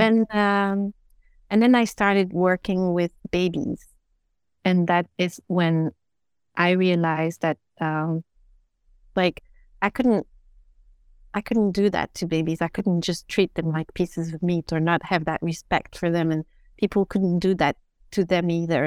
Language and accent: English; Belgium; I was brought up in Belgium